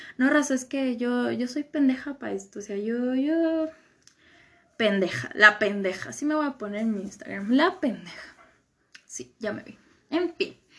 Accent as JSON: {"language": "Spanish", "region": "Michoacán", "country": "Mexico", "said": "pues de Michoacán"}